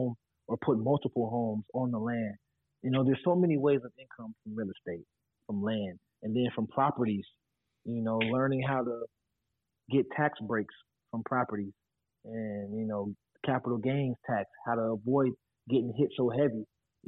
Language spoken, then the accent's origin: English; Ohio, United States; moved away as an adult; also born or lived in Florida; my home state of Ohio